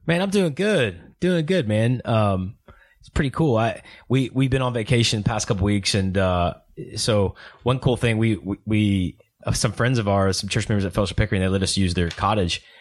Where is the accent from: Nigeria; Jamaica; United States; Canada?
United States; Oklahoma; I'm from Oklahoma